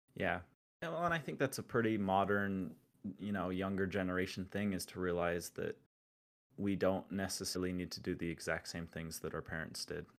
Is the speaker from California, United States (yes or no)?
no; Utah, United States; I'm from Utah